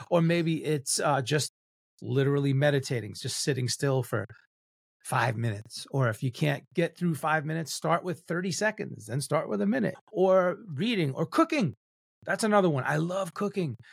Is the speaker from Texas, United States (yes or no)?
no; New York, United States; I'm Cuban Italian and I'm a New Yorker